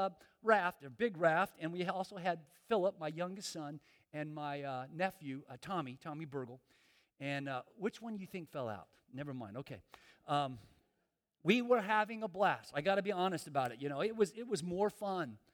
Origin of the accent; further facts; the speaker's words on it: Miami, Florida, United States; And I'm from Miami. I'm from South Florida